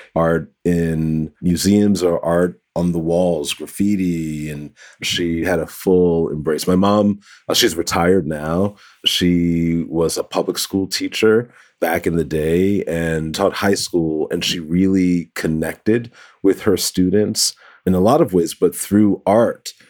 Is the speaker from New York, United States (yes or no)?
yes; New York City, New York, United States; I grew up in the Bronx, New York, the Boogie Down Bronx